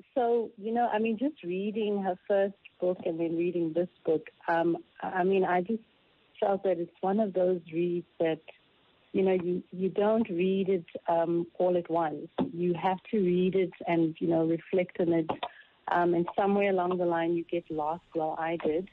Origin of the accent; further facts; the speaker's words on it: South Africa; as a South African